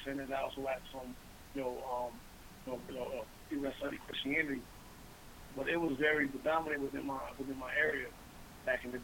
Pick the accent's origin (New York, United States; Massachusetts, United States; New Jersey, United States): New York, United States; Beacon; I grew up in Beacon, New York